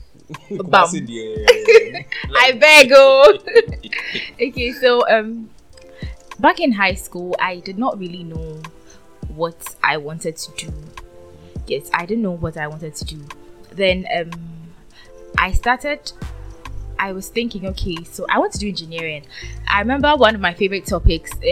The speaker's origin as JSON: {"language": "English", "country": "Ghana", "said": "I'm Ghanaian, but then I am Akan too"}